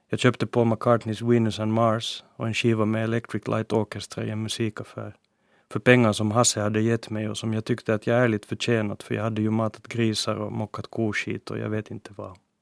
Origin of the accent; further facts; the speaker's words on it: Helsinki, Uusimaa, Finland; first language Swedish; min hemstad